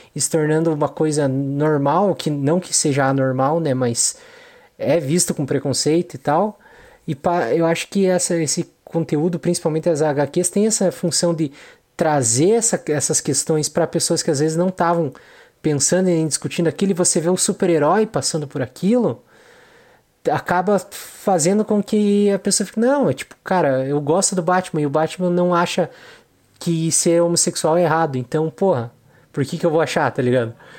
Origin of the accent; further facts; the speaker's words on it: Brazil; nós como brasileiros